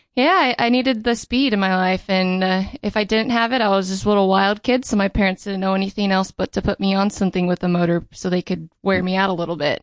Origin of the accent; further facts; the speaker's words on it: Riverside, California, United States; I grew up in, uh, Riverside, California.